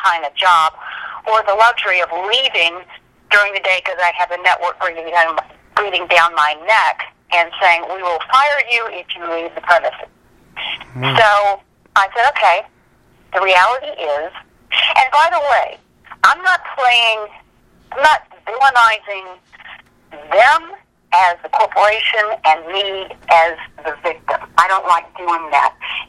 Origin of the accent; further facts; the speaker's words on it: Charlotte, North Carolina, United States; born there; coming in from North Carolina, I was born in Charlotte, North Carolina, they said, okay, you get rid of the accent or we get rid of you.